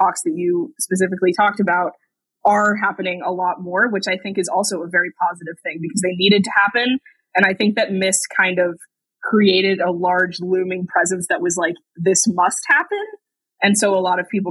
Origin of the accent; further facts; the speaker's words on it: San Francisco Bay Area, California, United States; I grew up in the San Francisco Bay Area, right next to the Pacific Ocean.